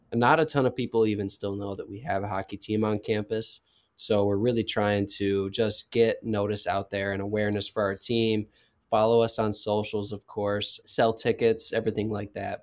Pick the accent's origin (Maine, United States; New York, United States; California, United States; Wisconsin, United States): Wisconsin, United States; moved away as an adult; now in Kansas, United States; I grew up in Wisconsin